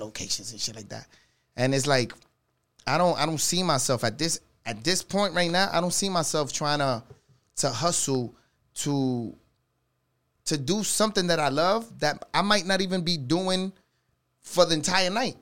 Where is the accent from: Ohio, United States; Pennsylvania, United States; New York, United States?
New York, United States; New York City; I'm from the Bronx